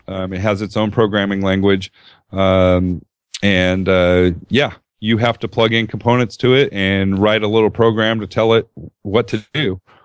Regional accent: Southern California, United States; I grew up in Southern California

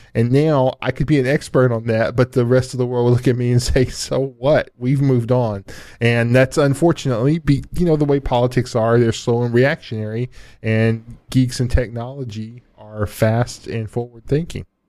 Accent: United States; I, I'm an American. I'm, I'm an American first and a world citizen second

